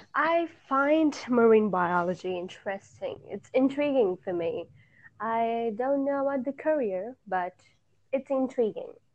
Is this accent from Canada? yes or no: no; India; I am from India